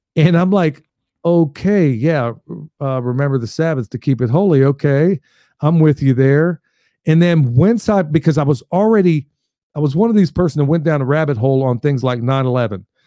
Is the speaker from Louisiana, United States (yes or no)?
no; Coatesville, Pennsylvania, United States; moved away; also born or lived in Lancaster, Pennsylvania / Oklahoma; that's where I grew up initially, was in Coatesville, Pennsylvania, just outside of Philly, about thirty miles